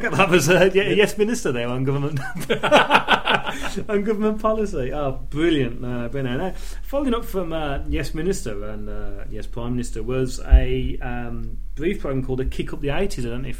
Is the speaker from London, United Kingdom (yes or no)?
no; Birmingham, West Midlands, United Kingdom; accent: Birmingham; we come from Birmingham, and this is our accent.